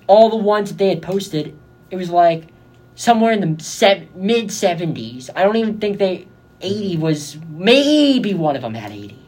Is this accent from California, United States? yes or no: yes; Bay Area, California, United States; moved away as an adult; now in Arizona, United States; I'm from the Bay Area